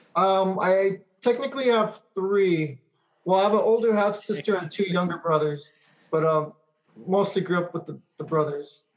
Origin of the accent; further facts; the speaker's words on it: Monterey Park, California, United States; also born or lived in Alhambra, California / West Covina, California; my parents split up and went back to Monterey Park.